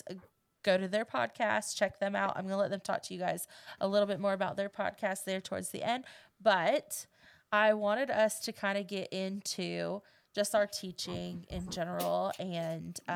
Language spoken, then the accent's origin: English; United States; we're homebodies. Like, we born and raised in Polk County